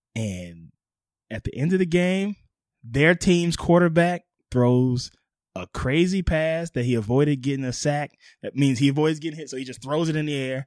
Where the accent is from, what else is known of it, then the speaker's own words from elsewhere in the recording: New Orleans, Louisiana, United States; moved away; also born or lived in Hollywood; my hometown New Orleans Saints